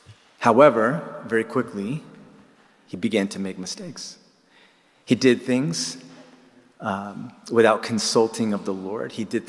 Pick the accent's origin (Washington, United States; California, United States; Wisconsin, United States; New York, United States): California, United States; moved away as an adult; now in Jerusalem, Israel; Originally, I'm from California, and about 8 years ago, my wife and I made Aliyah, which is the process in which Jews from around the world can come and make their home here. Simultaneously, I am a believer in Jesus